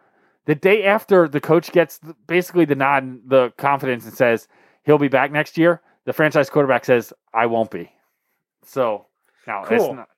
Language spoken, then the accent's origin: English; United States; for everyone from our area, you know, if you travel outside of this 60-mile radius, everyone considers you from Philly, like, even though we're not.